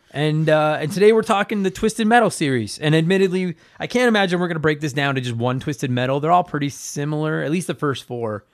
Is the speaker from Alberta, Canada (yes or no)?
yes; Edmonton, Alberta, Canada; my hometown